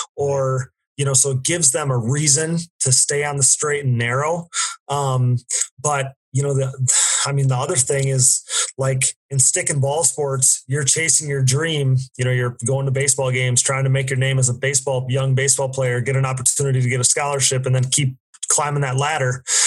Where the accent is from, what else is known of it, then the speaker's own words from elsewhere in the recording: Wisconsin, United States; I'm from the Midwest, I'm from Wisconsin